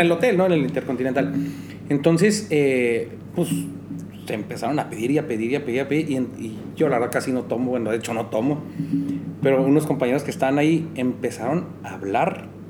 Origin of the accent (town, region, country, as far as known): Mexico